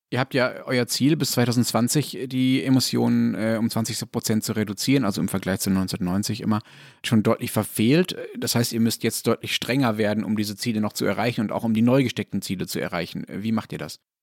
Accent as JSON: {"language": "German", "country": "Germany", "said": "ich deutscher Ignorant"}